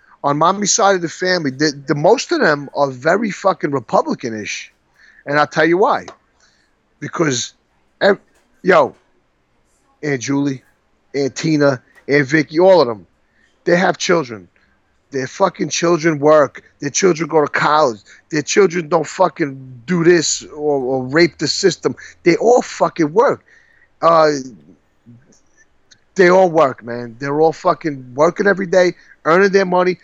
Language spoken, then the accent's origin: English; New York City, New York, United States; growing up in Brooklyn